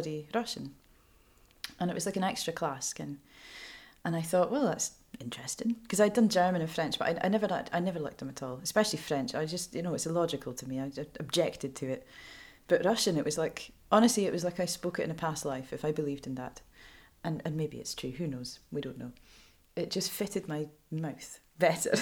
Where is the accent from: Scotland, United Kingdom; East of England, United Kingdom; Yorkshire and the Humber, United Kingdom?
Scotland, United Kingdom; Fair Isle, Shetland; also born or lived in Lerwick, Shetland; I was born in the Gilbert Bain, as a lot of us were, and I was flown back to Fair Isle a few days old